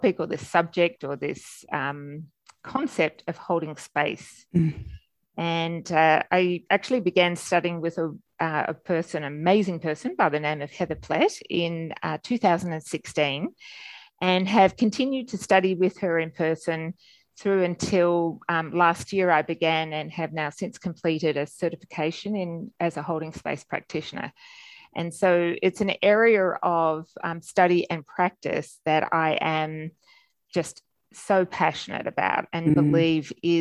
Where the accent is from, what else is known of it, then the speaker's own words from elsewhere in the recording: Melbourne, Victoria, Australia; accent: Australian; moved away as an adult; also born or lived in Sydney / Canberra / Gold Coast hinterland / New York City; As you can tell from my accent, I'm Australian. I'm born and bred in Melbourne